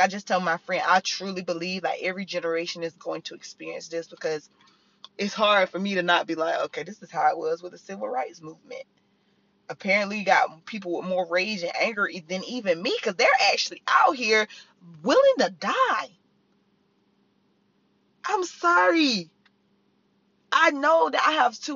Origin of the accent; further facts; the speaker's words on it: the South, United States; I'm from the South.